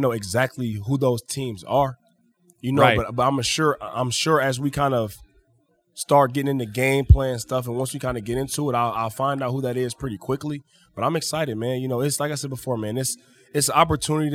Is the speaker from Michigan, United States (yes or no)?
yes; Detroit, Michigan, United States; I'm from Detroit, I'm Detroit style through and through